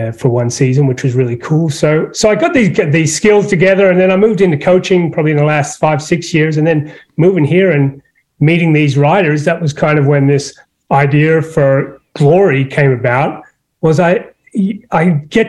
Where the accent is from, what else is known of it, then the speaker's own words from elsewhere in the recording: Sydney, New South Wales, Australia; now in Traverse City, United States; I'm not from Traverse City, you probably tell. I'm from Sydney, Australia